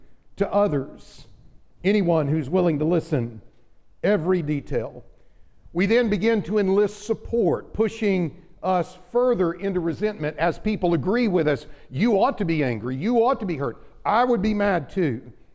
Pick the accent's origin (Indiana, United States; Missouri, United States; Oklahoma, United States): Oklahoma, United States; growing up in Oklahoma